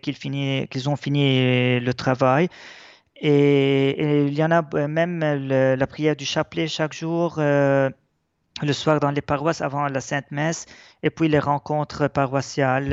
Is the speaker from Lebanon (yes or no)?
yes; Lebanon; notre identité chrétienne est très importante pour nous parce que elle nous, force à être plus attachés même à notre terre